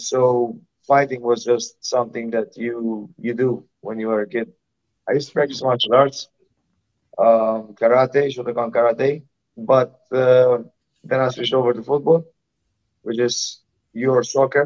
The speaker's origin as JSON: {"language": "English", "country": "Malta", "said": "I'm from Malta. It's a tiny island in the Mediterranean. We're only like 500,000 people over here"}